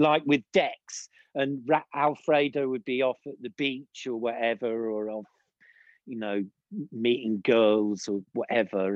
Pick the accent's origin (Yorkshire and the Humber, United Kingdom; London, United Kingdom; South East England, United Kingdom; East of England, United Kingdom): South East England, United Kingdom; Lyndhurst; now in Austria; I grew up in I was born in the village of Lyndhurst